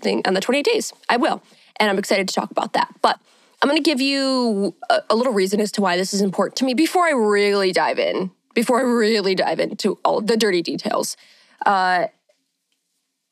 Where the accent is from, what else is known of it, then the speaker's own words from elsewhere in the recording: Michigan, United States; I am from Michigan. I'm a Michigan queen, born and raised, still here.